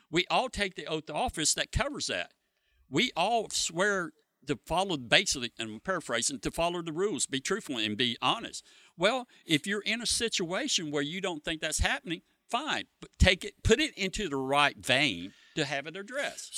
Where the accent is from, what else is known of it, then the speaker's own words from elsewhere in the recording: Freeport, Florida, United States; I've lived in Freeport my whole life